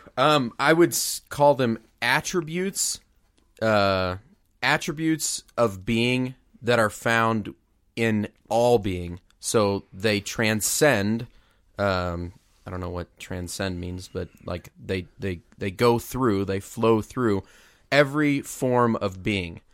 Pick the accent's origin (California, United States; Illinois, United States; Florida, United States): Illinois, United States; Mount Zion; my hometown, Mount Zion, Illinois